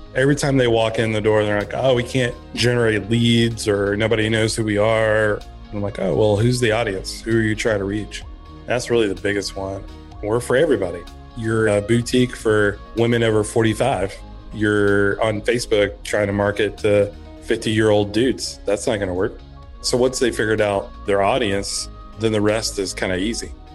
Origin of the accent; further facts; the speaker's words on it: Blue Ridge, Georgia, United States; also born or lived in Texas; I grew up in Blue Ridge, Georgia, in the mountains